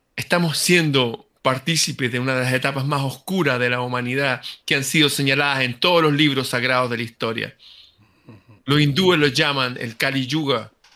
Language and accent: Spanish; Chile